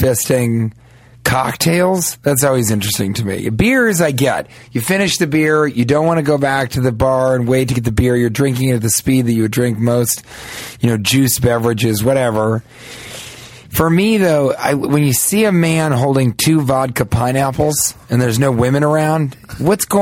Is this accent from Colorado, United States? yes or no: yes; Denver, Colorado, United States; moved away; I'm from Denver, Mile High Till I Die.